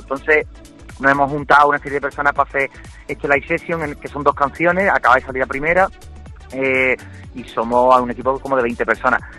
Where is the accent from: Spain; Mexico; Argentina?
Spain; Cádiz, Andalusia; yo soy de Cádiz